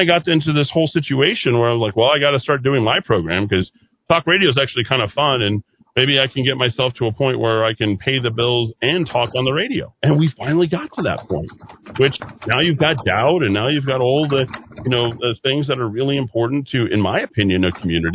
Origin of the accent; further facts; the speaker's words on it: Albuquerque, New Mexico, United States; also born or lived in Las Vegas, Nevada; I was not thrilled about being in Albuquerque, but I thought, this is my hometown